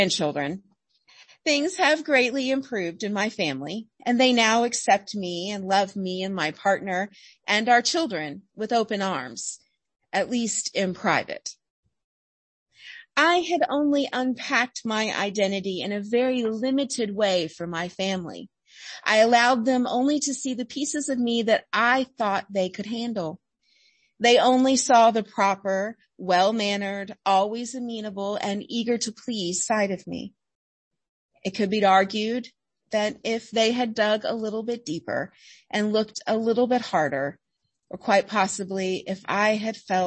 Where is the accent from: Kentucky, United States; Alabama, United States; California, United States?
Alabama, United States; I grew up in Alabama, the first grandchild in a very large, very proper Southern family